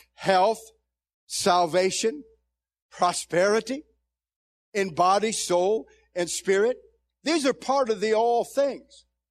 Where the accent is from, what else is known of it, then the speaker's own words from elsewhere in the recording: Zanesville, Ohio, United States; I came from Zanesville, Ohio, and ended up in a ten thousand member church as an associate pastor